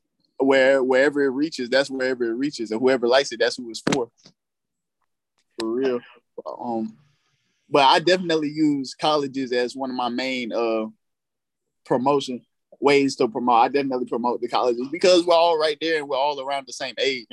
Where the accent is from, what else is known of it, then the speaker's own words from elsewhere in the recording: Fayetteville, North Carolina, United States; accent: deep southern cadence; I'm from Fayetteville, North Carolina, but my people deeply rooted in Georgia, Texas, and in the South